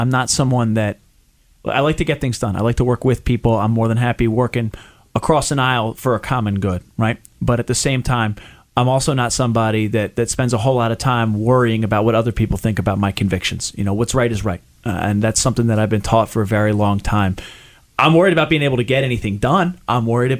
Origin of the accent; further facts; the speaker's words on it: Chester County, Pennsylvania, United States; I grew up in Chester County, kind of just outside of the district